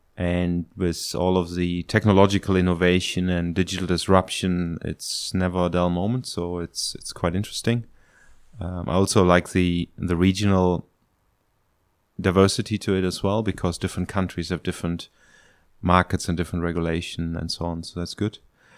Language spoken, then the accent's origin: English; Germany; English is a second language; moved away as an adult; now in Hong Kong; I'm 49 years old. I am from Germany originally.